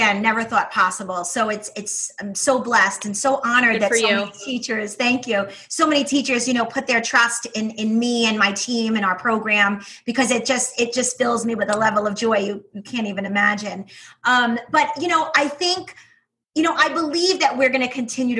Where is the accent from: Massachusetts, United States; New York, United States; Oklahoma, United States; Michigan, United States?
New York, United States; accent: New York; my accent, my New York accent, which is brutal